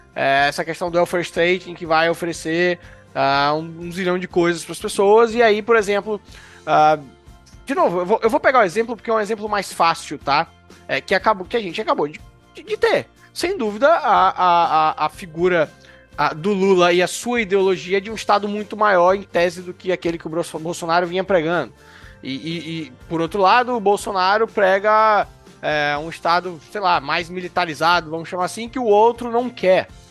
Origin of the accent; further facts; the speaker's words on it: Brazil; como brasileiro, nascido no território brasileiro